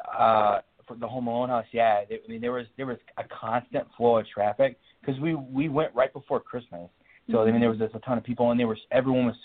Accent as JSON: {"language": "English", "town": "Chicago", "region": "Illinois", "country": "United States", "tie": "born or raised there", "said": "both of us growing up in the Chicagoland area"}